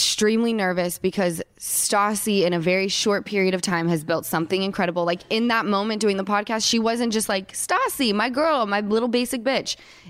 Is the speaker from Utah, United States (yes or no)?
yes; Utah, United States; I was born and raised in Utah.